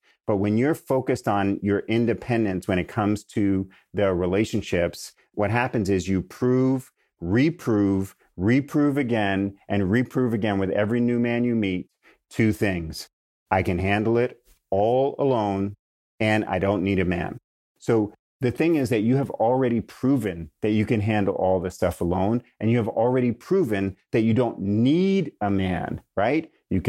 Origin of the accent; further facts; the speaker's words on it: New York, United States; now in California, United States; Now I know I'm really a Californian because I have shifted from calling the grocery store a supermarket, which is what we call it in New York, to a grocery store.